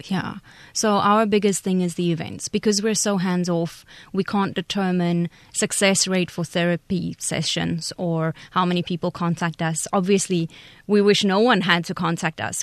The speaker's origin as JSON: {"language": "English", "country": "South Africa", "moved": "as an adult", "lives_now": "Taiwan", "said": "I'm from South Africa"}